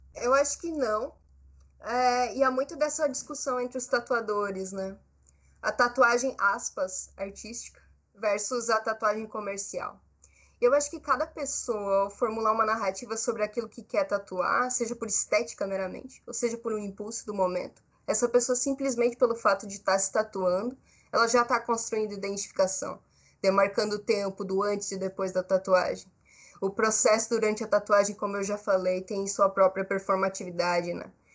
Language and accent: Portuguese; Brazil; Eu sou brasileira, eu sou jovem, artista